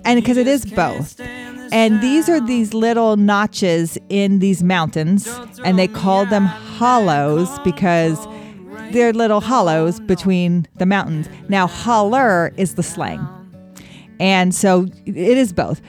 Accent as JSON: {"language": "English", "region": "Wyoming", "country": "United States", "tie": "born or raised there", "said": "I grew up in Wyoming"}